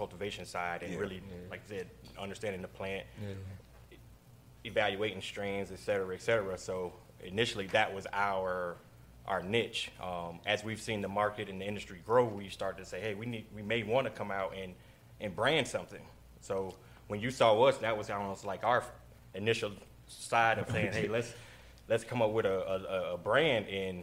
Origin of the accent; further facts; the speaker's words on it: Florida, United States; we're all from Florida